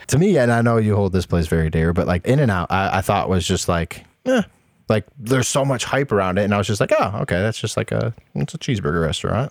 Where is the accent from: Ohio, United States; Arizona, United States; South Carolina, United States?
Ohio, United States; Toledo; moved away; when I grew up in Toledo